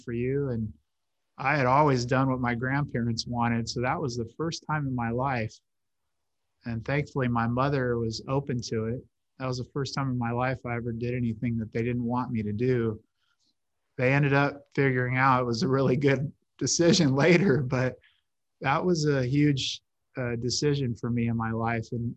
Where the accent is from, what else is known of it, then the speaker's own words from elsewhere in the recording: Hanford, California, United States; I was raised by her and my grandparents in my hometown of Hanford